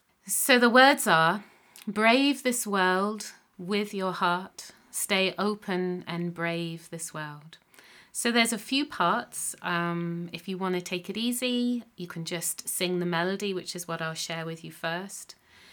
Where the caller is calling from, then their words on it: Munster, Ireland; I'm singing from County Clare in the southwest of Ireland, from my home